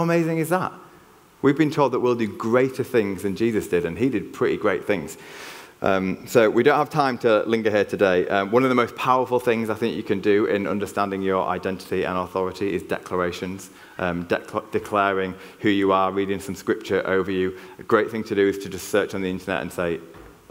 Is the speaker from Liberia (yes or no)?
no; Yorkshire and the Humber, United Kingdom; accent: Yorkshire; now in Cheltenham, United Kingdom; I cannot hide my Yorkshire accent. You can take the lad out of Yorkshire, but you can't take the Yorkshire out of the lad